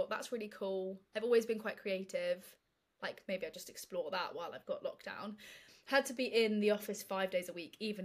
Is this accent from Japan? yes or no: no; London, United Kingdom; I grew up in London